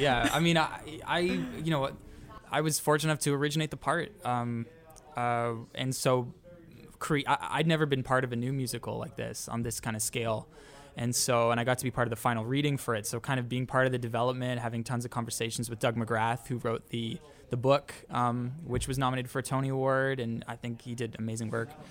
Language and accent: English; Toronto, Ontario, Canada; we're each from Canada. We're each from Toronto